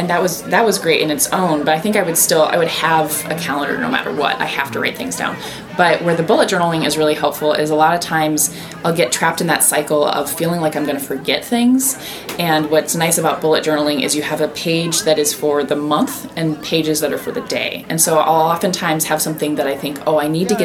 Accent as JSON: {"language": "English", "region": "Iowa", "country": "United States", "tie": "born or raised there", "said": "So I grew up in Iowa"}